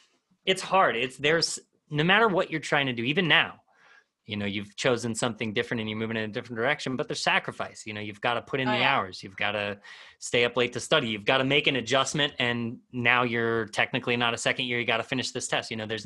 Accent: Midwest, United States; I grew up in the Midwest and I never knew what I wanted

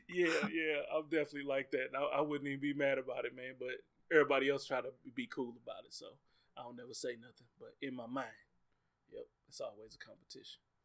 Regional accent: Bel-Ridge, Missouri, United States; the neighborhood I grew up in over in Bell Ridge in Normandy area

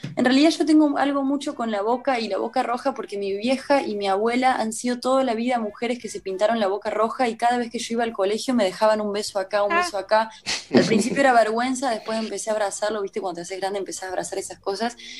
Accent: Córdoba, Argentina; moved away; yo soy de Córdoba

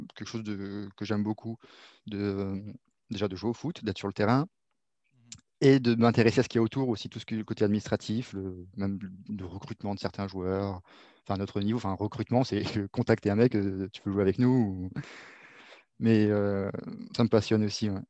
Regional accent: Réunion; moved away; also born or lived in Paris region, France; j'ai grandi à La Réunion, mais je suis né en région parisienne jusqu'à mes 6 ans, j'y étais

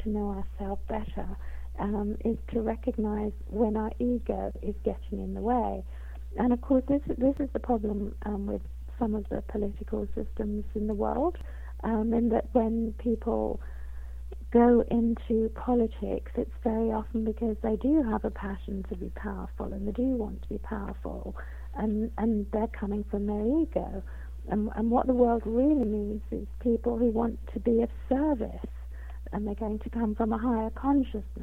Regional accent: London, United Kingdom; I was born in London, and I've lived in England all my life

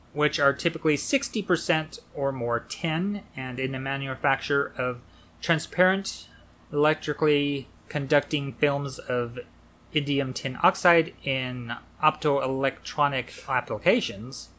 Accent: United States; that's the thing about being American

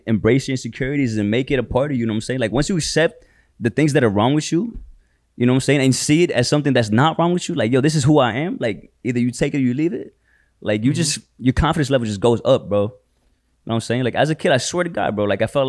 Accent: United States; also born or lived in Philippines; I grew up here in America

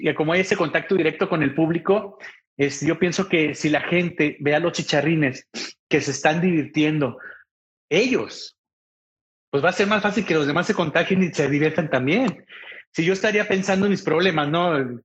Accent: Ciudad Juárez, Chihuahua, Mexico; moved away as an adult; also born or lived in Monterrey; now in El Paso, United States; Yo soy de Ciudad Juárez, Chihuahua, viví en Monterrey y ahora estoy aquí en El Paso, Texas

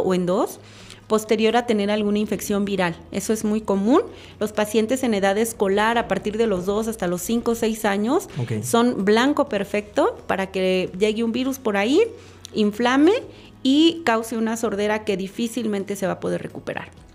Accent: Chiapas, Mexico; moved away as an adult; also born or lived in Monterrey, Nuevo León / Mexico City; yo soy nacida en el estado de Chiapas

